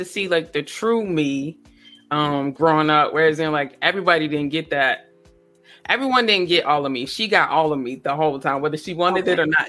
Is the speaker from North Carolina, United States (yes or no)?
yes; Rocky Mount, North Carolina, United States; moved away; Yeah, I'm from Rocky Mount. So it's like no bigger than like 54,000 people with one mall.